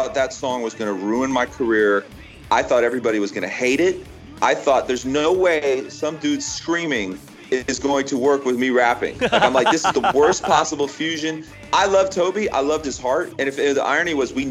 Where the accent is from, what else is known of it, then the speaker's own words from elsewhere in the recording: Florida, United States; I grew up in Florida, right? I had never known anything but Florida